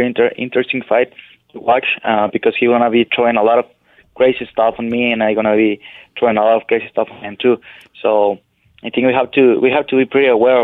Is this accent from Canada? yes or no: no; Parral, Chihuahua, Mexico; moved away; also born or lived in Ciudad Juárez; I grew up in Parral, Chihuahua, in Mexico